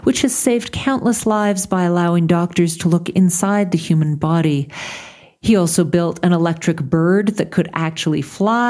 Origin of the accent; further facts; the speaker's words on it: Montreal, Quebec, Canada; in my hometown of Montreal